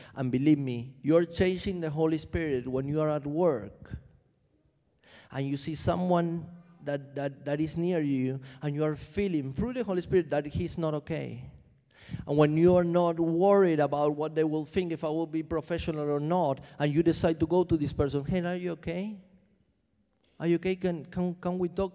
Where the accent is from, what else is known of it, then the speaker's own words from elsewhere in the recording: Argentina; now in London, United Kingdom; I'm, I'm from Argentina.